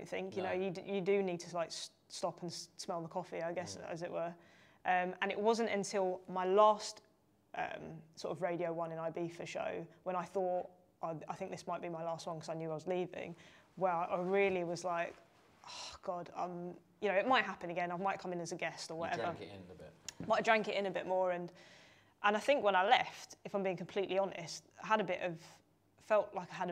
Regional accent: London, United Kingdom; I'm from London.

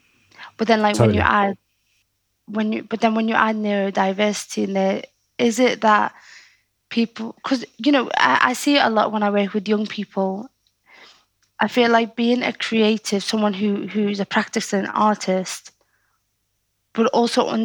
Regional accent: Liverpool, North West England, United Kingdom; accent: Scouse; I could be a poet with a Scouse accent

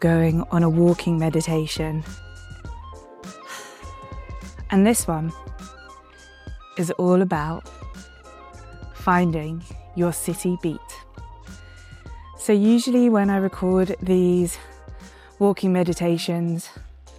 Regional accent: London, United Kingdom; moved away; I grew up in London

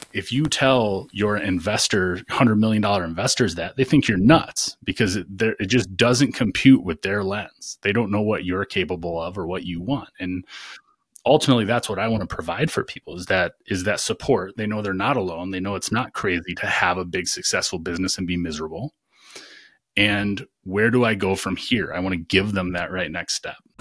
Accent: Michigan, United States; also born or lived in Virginia; now in North Carolina, United States; I grew up in Michigan

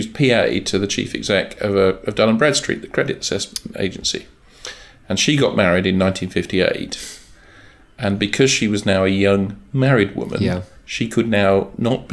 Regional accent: United Kingdom; we're British, we're in a liberal Western democracy

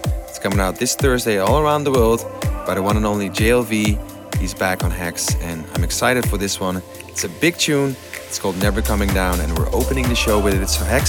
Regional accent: Amsterdam, North Holland, Netherlands; my hometown, Amsterdam.

